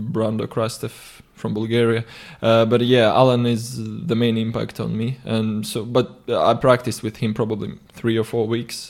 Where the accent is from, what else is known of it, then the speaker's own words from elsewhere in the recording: Tallinn, Harju County, Estonia; I always, uh, like coming back to Tallinn because obviously it's my hometown